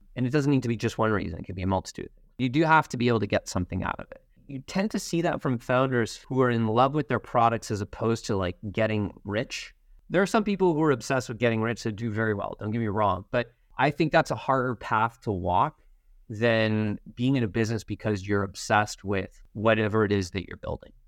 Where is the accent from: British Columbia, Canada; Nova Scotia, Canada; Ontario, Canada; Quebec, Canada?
Quebec, Canada; Montreal; also born or lived in Toronto; I am very proud to be Canadian, and I feel very, very lucky to have grown up here